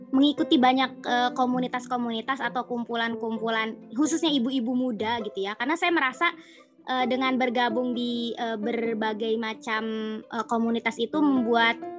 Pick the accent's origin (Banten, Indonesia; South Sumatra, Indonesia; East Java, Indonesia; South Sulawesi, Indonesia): Banten, Indonesia; moved away as an adult; now in Yogyakarta, Indonesia; saya asli Banten